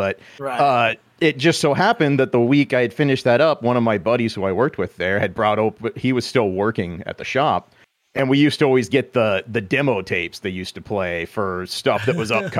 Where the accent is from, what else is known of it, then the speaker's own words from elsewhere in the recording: Midwest, United States; I'm from the Midwest.